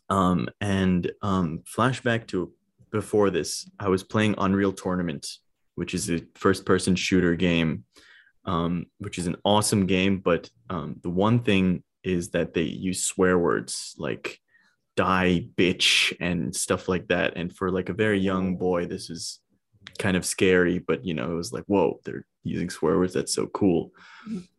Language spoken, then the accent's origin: English; India; I'm Indian and I was a stoner in India, bro.